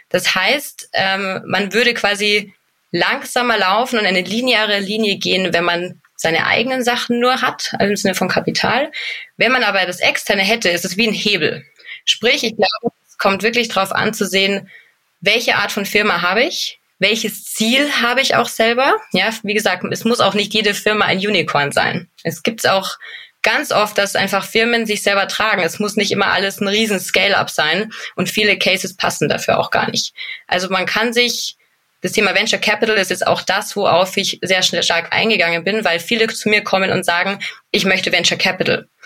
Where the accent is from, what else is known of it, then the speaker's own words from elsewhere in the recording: Munich, Bavaria, Germany; Ich komme aus München, also gebürtiges bayerisches Kindle, sage ich gern dazu